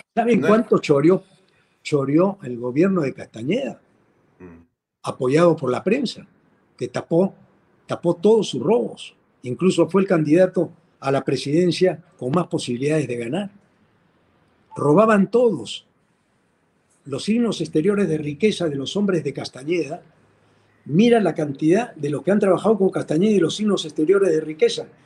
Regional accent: Peru; nosotros los peruanos

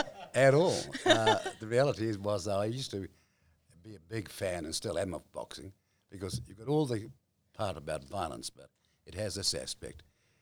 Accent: New Zealand; I grew up way up on the East Coast, up north, in a very, how shall I say it, different age

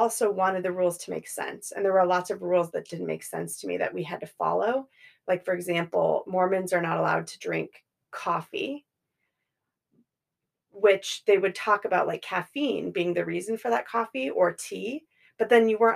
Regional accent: Colorado, United States; I grew up in Colorado

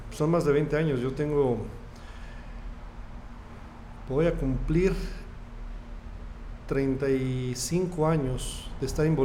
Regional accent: Cuernavaca, Morelos, Mexico; born there; Nací en Cuernavaca porque mi papá estaba montando una estación de radio que es la XCWF de Cuernavaca.

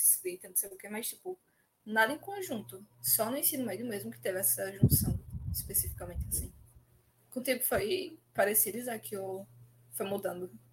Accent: Arcoverde, Pernambuco, Brazil; Como eu sou de Arco Verde, a gente tem muita questão do samba de popular

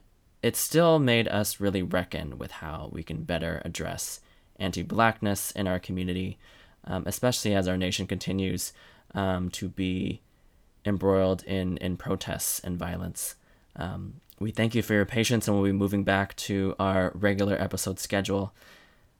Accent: Bay Area, California, United States; I'm from the Bay Area

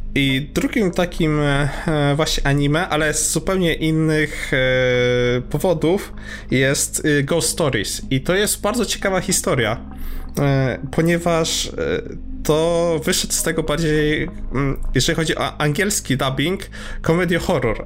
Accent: Subcarpathian Voivodeship, Poland; wychowywałem na Cartoon Network, ponieważ jestem z prowincji podkarpackiej

